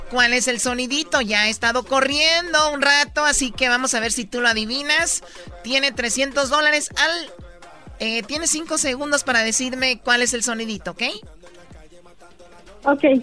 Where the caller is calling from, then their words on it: Los Angeles, California, United States; Los Ángeles.